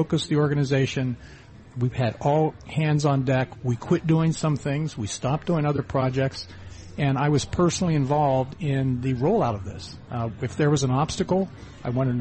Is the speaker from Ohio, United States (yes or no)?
yes; Ohio, United States; born or raised there; moved away as an adult; also born or lived in western Pennsylvania